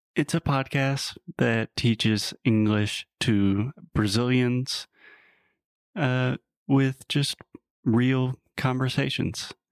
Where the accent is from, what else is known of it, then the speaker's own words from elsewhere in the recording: South Carolina, United States; I'm originally from the U S, from South Carolina